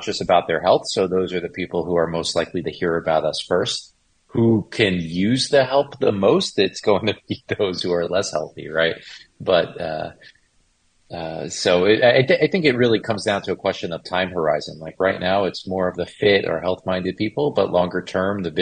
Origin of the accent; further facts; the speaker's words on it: Manhasset, New York, United States; moved away as an adult; now in Florida, United States; Grew up in Long Island, went to college in New York City, lived in Manhattan for 18 years